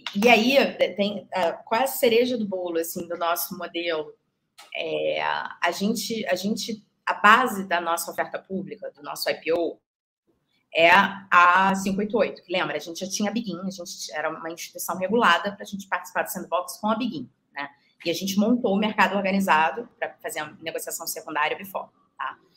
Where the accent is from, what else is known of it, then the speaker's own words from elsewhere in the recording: Rio de Janeiro, Brazil; moved away as an adult; now in São Paulo, Brazil; sou carioca louca por praia